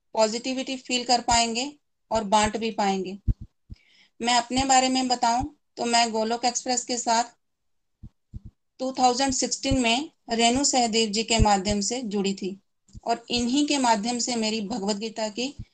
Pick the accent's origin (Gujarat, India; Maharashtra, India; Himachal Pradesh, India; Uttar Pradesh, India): Himachal Pradesh, India; Chamba; चंबा से बिलोंग करती हूँ